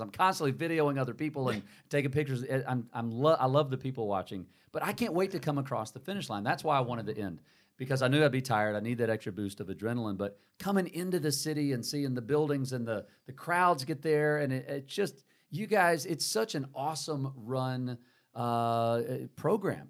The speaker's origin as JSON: {"language": "English", "town": "Atlanta", "region": "Georgia", "country": "United States", "tie": "born or raised there", "moved": "as an adult", "lives_now": "Charlotte, United States", "said": "I grew up in Atlanta"}